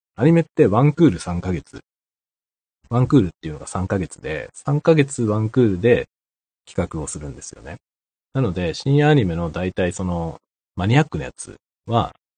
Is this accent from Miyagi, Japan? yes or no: no; Tokyo, Japan; moved away; 僕の実家東京なんですけど